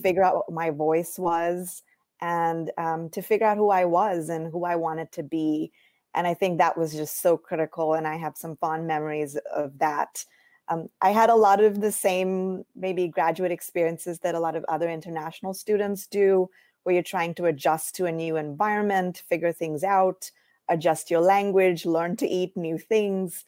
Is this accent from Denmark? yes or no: no; India; moved away as an adult; also born or lived in Iowa, United States; now in United States; I grew up in India